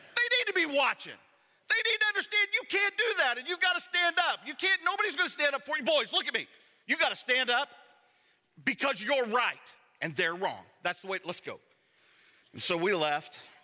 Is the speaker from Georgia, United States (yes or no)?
yes; Savannah, Georgia, United States; I'm from Savannah, Georgia